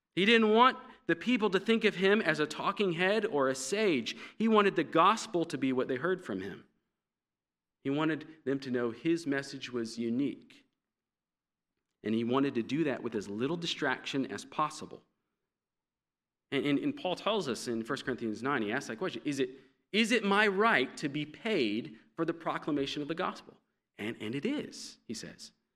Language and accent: English; United States; being an American